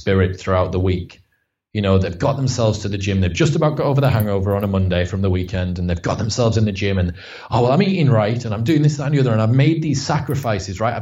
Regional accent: Stockton-on-Tees, North East England, United Kingdom; I'm from Stockton on Tees. So it's like the arse end of Middlesbrough

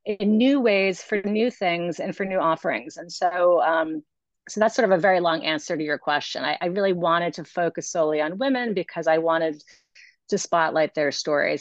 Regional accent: New York City, New York, United States; also born or lived in Massachusetts; now in Long Island, United States; I actually grew up in New York City

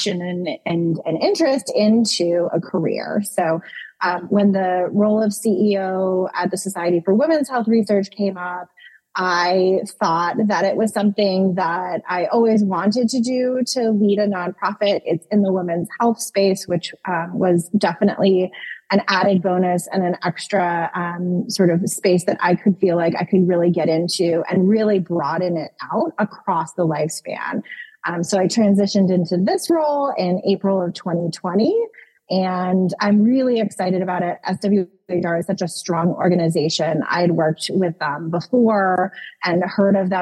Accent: rural Northwest Connecticut, United States; also born or lived in Washington, D.C.; now in Virginia, United States; I am actually from a very rural area in Northwest Connecticut. I grew up in the house that my mother grew up in, very small town

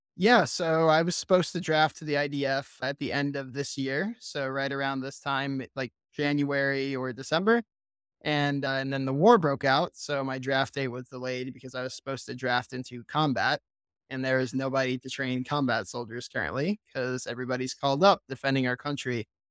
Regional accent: Vass, North Carolina, United States; moved away as an adult; now in Israel; I'm originally from Vass, North Carolina, small town in the middle of nowhere. I'm a military kid. Dad was in the military for over thirty years. So we moved around a little bit, but then settled down here on a cow farm. Grew up raising cattle

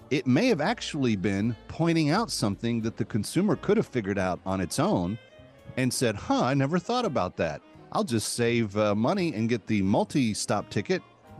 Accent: Texas, United States; my home state of Texas

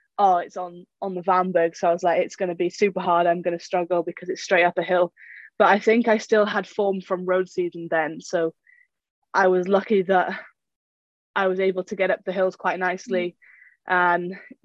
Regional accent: United Kingdom; as a Brit

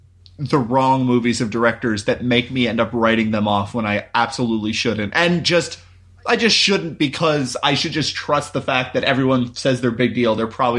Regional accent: Naperville, Illinois, United States; Oh, awesome. Yeah, I grew up in Naperville.

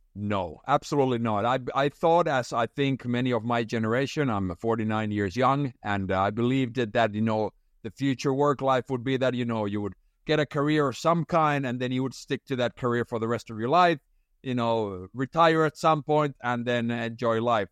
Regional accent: Finland; moved away; I had been working most summers, uh, back in Finland, where it's very traditional to work, uh, as a young person

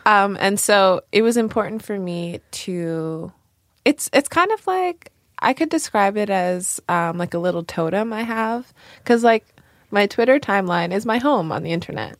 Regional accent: New York, United States; we grew up in New York

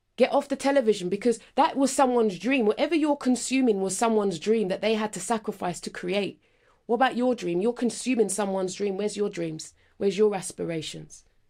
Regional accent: London, United Kingdom; I'm from Northwest London

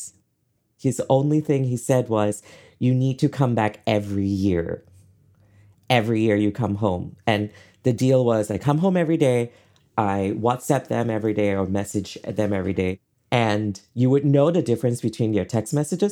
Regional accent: Kuala Lumpur, Malaysia; moved away as an adult; now in Boston, United States; I lived there till I was 26 with my parents, who I adore. I loved growing up in Malaysia

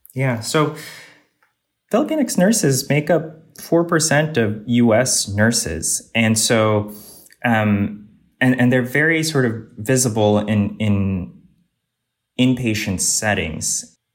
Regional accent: Northern Virginia, United States; I originally grew up uh, in Northern Virginia in the suburbs of DC

